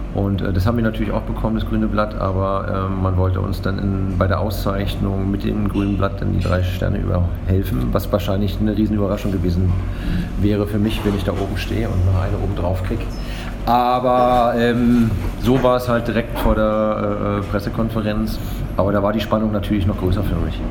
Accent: East Germany, Germany; now in Berlin, Germany; als Ostdeutscher

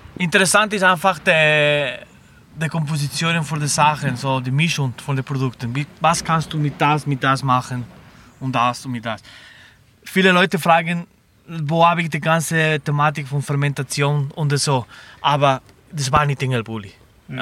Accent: Barcelona, Catalonia, Spain; German is a second language; moved away as an adult; also born or lived in Lucerne / Black Forest; now in Germany; Ich bin in Barcelona geboren, in der Pobla Sec

